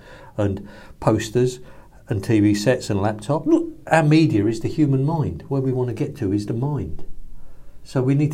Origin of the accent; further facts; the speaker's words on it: London, United Kingdom; moved away as an adult; also born or lived in Brooklyn, New York; I'm coming from the East End or East London